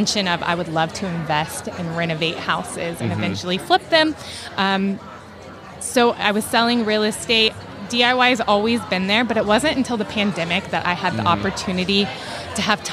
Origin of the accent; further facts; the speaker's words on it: Atlanta, Georgia, United States; I'm from Atlanta